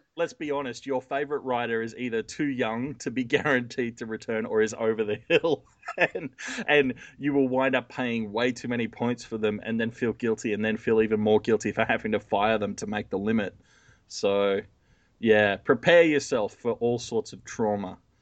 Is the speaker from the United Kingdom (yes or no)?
no; Australia; I'm Australian